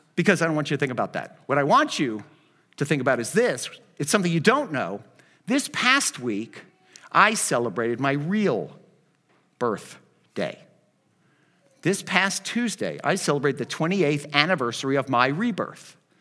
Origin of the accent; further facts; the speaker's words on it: Miami, Florida, United States; I'm from Miami